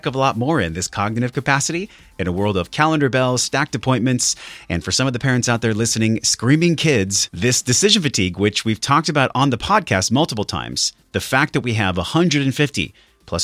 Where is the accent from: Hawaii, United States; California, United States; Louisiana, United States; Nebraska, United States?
California, United States; Encinitas; right here in Encinitas, my hometown